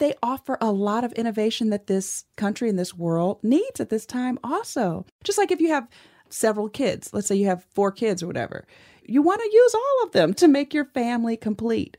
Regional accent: Cleveland, Ohio, United States; I grew up in Cleveland, Ohio

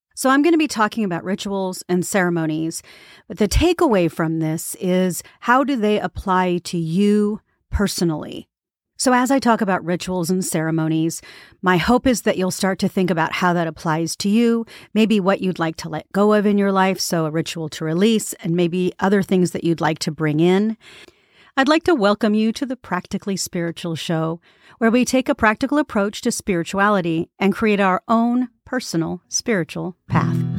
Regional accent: United States; as American

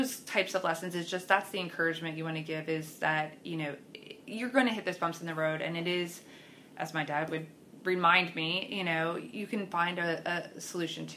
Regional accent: Pennsylvania, United States; moved away as an adult; now in Oklahoma City, United States; I am originally from Pennsylvania and then moved here to Oklahoma City 13 years ago

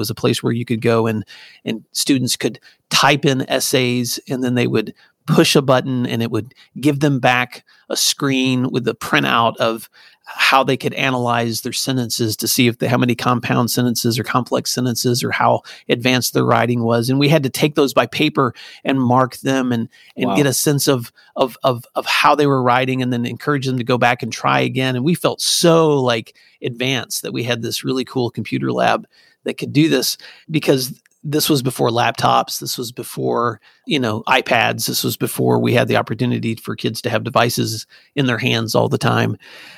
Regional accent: Tennessee, United States; also born or lived in California / New York / Virginia; now in Oklahoma; I grew up in Northwest Tennessee. My dad was in and out of the military in the Navy. So we also moved. So my life started in California. My growing up years were in West Tennessee.

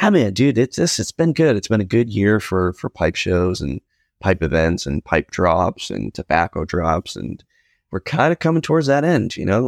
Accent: New England, United States; growing up in New England

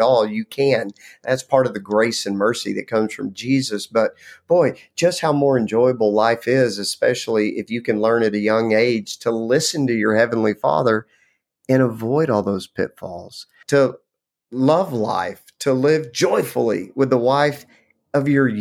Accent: Lubbock, Texas, United States; I grew up in Lubbock, Texas, which was a fabulous place to grow up

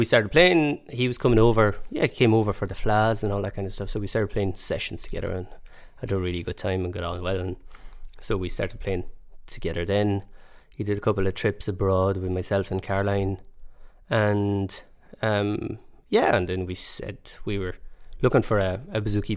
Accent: France; I grew up in France

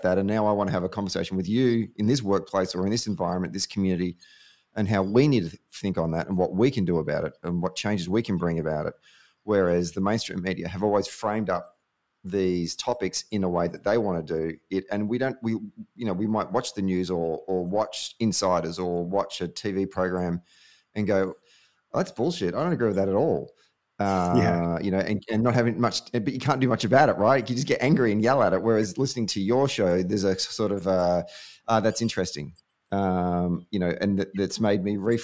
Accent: Warragul, Victoria, Australia; I grew up in Warrigal, which is an incredibly conservative town

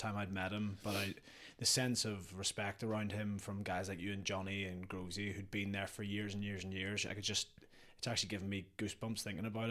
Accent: Northern Ireland, United Kingdom; when we were growing up in Northern Ireland

